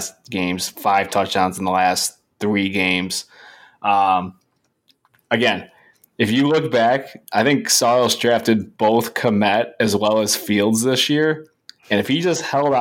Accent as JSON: {"language": "English", "town": "Chicago", "region": "Illinois", "country": "United States", "said": "As a Chicagoan"}